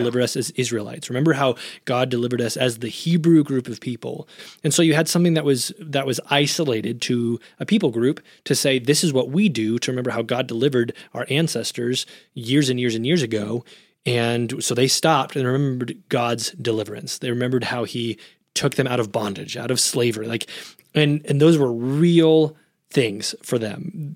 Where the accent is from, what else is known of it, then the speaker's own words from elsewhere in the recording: United States; being Westerners, being American, or based on our, our upbringing in the church